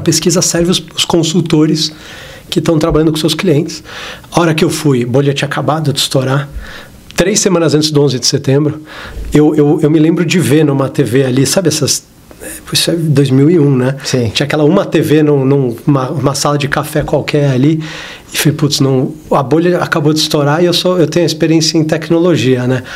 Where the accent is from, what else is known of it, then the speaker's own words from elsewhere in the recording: São Paulo, Brazil; eu sou daqui de São Paulo, eu cresci aqui em São Paulo